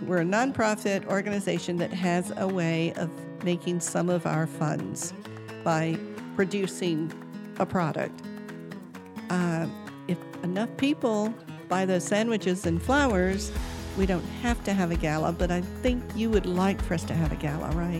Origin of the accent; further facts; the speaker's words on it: south central Georgia, United States; moved away as an adult; also born or lived in Colorado; now in McKinney, United States; I grew up on a farm in south central Georgia